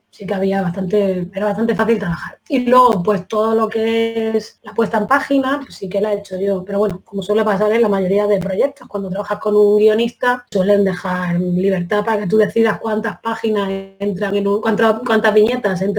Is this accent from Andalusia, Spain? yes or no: yes; Granada, Andalusia, Spain; also born or lived in Bilbao; soy de Granada, vamos, y de donde tú quieras, soy, ¿no?